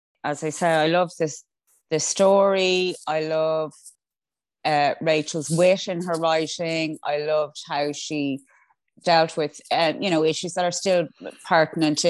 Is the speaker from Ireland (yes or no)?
yes; Ireland; I'm also Irish.